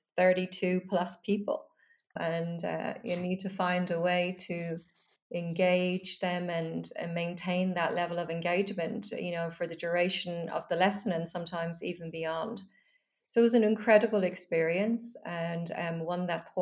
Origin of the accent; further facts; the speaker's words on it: Dublin, Leinster, Ireland; I grew up in Dublin